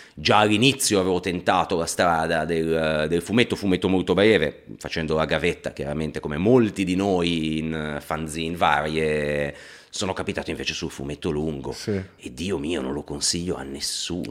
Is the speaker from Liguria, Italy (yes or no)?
yes; Liguria, Italy; io da Ligure